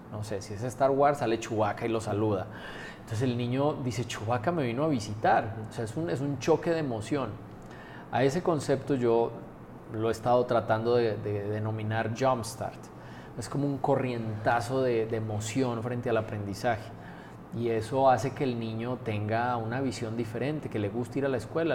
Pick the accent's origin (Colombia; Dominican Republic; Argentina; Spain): Colombia; moved away as an adult; now in Aguascalientes, Mexico; Yo, no nací en México, yo nací en Colombia. Llevo la mitad de mi vida, justo este año cumplí, la mitad de mi vida aquí en México, 23 años